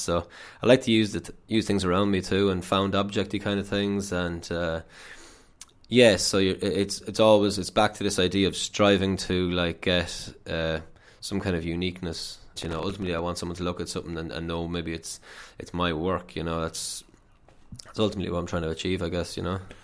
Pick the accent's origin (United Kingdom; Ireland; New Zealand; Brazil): Ireland; Athlone, Leinster; moved away as an adult; also born or lived in Limerick; I'm from Athlone, uh, so I left home, went down to Limerick